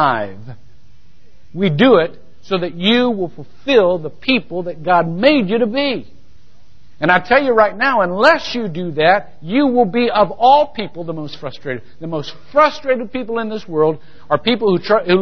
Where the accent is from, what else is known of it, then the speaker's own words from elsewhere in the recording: Shelby, Ohio, United States; now in Longwood, United States; I attended First Methodist Church, Shelby, Ohio